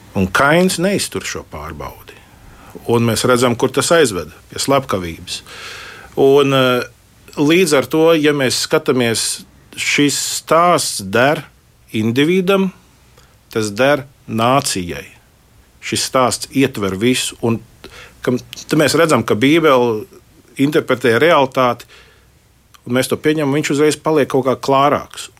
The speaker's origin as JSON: {"language": "Latvian", "country": "Latvia", "said": "es esmu no Latvijas, no bijušās Padomju Savienības"}